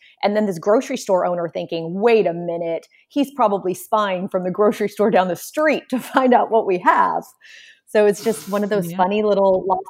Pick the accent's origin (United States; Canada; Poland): Poland; Warsaw, Masovian Voivodeship; My mom also did not drive a car, because we came from Warsaw, Poland, where public transportation is really what everyone uses.